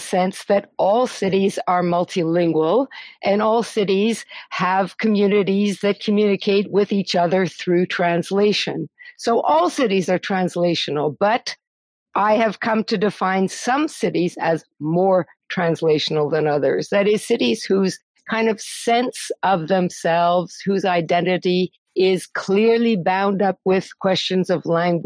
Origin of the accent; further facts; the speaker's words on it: Montreal, Quebec, Canada; I am from Montreal